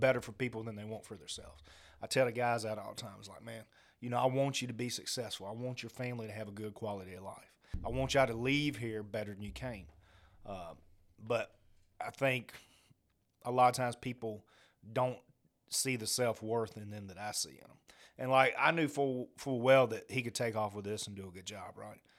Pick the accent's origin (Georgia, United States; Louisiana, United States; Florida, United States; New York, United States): Georgia, United States; Augusta; Growing up in Augusta, I grew up around military families my whole life